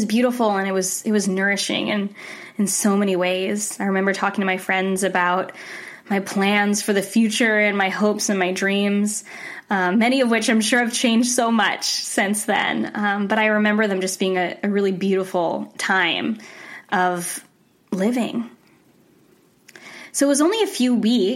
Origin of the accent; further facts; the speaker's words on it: Rhode Island, United States; I grew up in Rhode Island